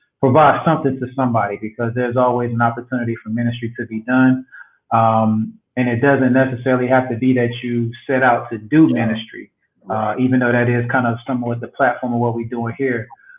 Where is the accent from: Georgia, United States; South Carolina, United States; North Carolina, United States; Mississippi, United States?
Georgia, United States; Albany; also born or lived in Tallahassee / Athens / Compton; now in West Palm Beach, United States; Originally from South Georgia. So I was born in Albany, Georgia.